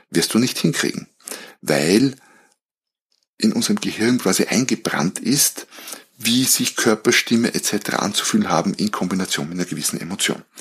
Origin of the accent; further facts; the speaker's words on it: Austria; weil ich ehrlicherweise nicht so sehr als Österreicher, nicht so sehr in dieser Fußballwelt zu Hause bin.